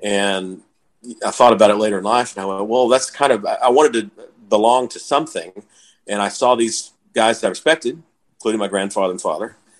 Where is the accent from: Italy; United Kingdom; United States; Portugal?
United States; Texas; also born or lived in Waco; now in Lorena, United States; We grew up in the suburbs